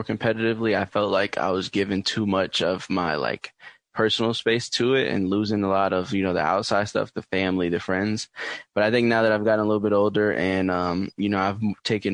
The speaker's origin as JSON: {"language": "English", "town": "New York City", "region": "New York", "country": "United States", "tie": "born or raised there", "said": "growing up in New York City, I played just basketball a lot."}